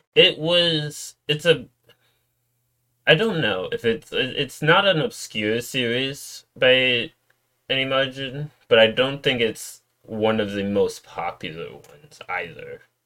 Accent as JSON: {"language": "English", "region": "New York", "country": "United States", "tie": "born or raised there", "also_born_or_lived": "Florida / Georgia / Virginia", "moved": "yes", "said": "I moved to New York, which I where I lived for most of my life"}